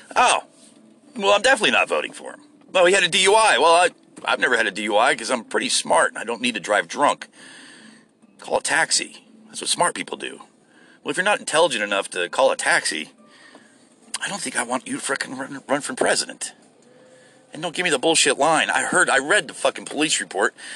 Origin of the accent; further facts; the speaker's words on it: United States; I'm an American. I'm a good American